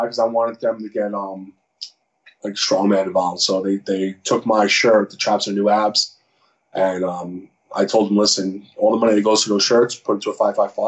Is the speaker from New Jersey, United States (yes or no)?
yes; New Jersey, United States; I grew up in Jersey